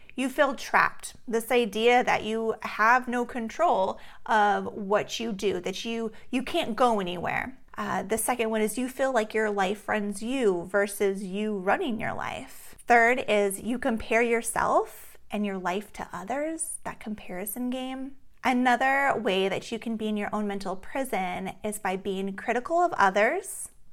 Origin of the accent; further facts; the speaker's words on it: Alaska, United States; growing up in Alaska, we play outside in the summer until late at night